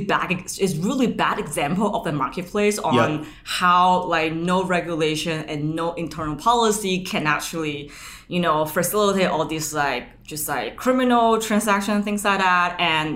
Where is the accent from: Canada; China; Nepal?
China; moved away as an adult; also born or lived in Pittsburgh, United States / Bay Area, United States; now in San Francisco, United States; I was born and raised back in China